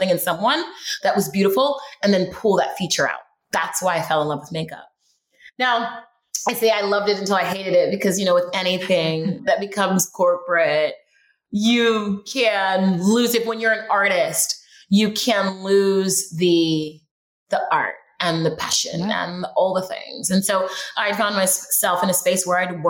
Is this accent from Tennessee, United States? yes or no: no; Houston, Texas, United States; moved away as an adult; also born or lived in Los Angeles, California; I grew up in Houston, Texas, and moved to LA when I was like 20 something